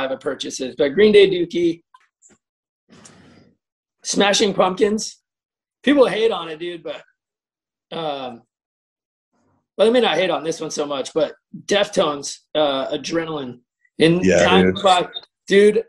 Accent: Houston, Texas, United States; I'm originally from Houston

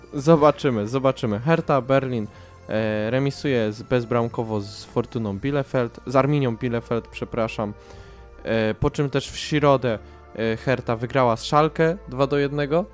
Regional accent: Radom, Masovian Voivodeship, Poland; ja jako radomianin

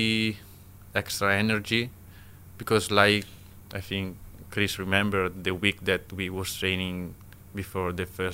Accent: Italy; English is a second language; moved away as an adult; now in Philippines; I came from Italy

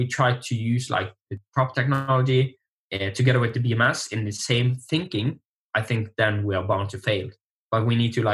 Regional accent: Norway; now in Bergen, Norway; I'm from Norway, and I'm in the west coast, so in Bergen.

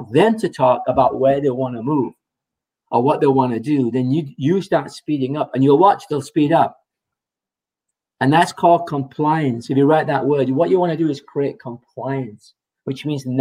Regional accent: England, United Kingdom; moved away; I'm from England, you know, so I say garage. I say tomato

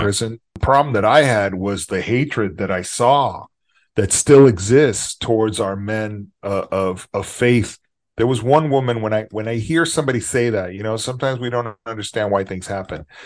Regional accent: Texas, United States; also born or lived in Los Angeles; it's my adopted hometown 'cause I'm from here, from Texas

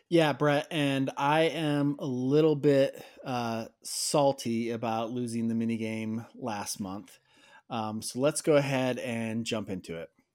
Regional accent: outside Chicago, Illinois, United States; I grew up outside Chicago

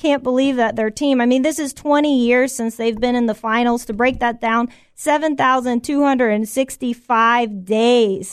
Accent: Tampa, Florida, United States; now in Orlando, United States; I'm from Tampa originally

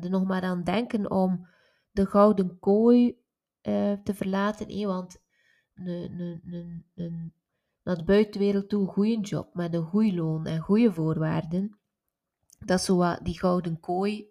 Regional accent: West Flanders, Belgium; ik ben van West-Vlaanderen

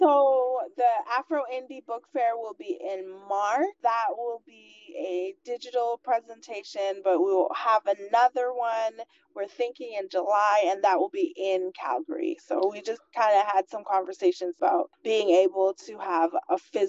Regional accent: Guyana; I was born in Guyana in South America and was raised in a family of entrepreneurs

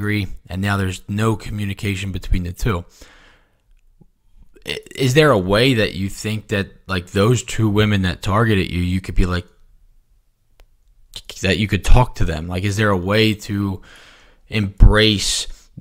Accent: Philadelphia, Pennsylvania, United States; I grew up in Philadelphia

